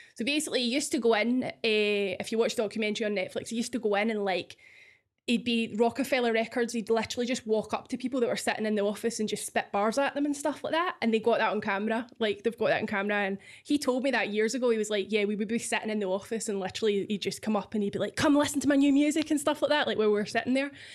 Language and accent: English; Scotland, United Kingdom